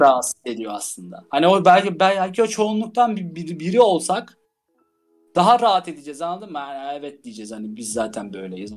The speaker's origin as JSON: {"language": "Turkish", "region": "Istanbul", "country": "Turkey", "tie": "born or raised there", "moved": "yes", "said": "Ben doğup büyüdüğüm şehir olmasına rağmen mesela her gittiğimde İstanbul'a çıldırıyorum yani."}